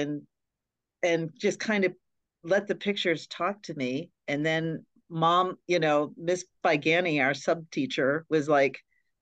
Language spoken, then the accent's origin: English; Hollidaysburg, Pennsylvania, United States; growing up in Hollidaysburg, it was a pretty, just a small town, very Catholic